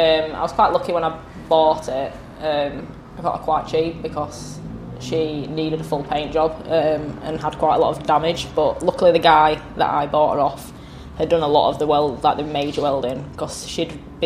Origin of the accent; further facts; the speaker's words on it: York, Yorkshire and the Humber, United Kingdom; I'm from York.